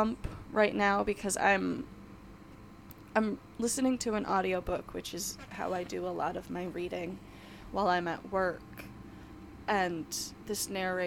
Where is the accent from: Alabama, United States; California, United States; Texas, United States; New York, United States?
New York, United States; I'm from New York.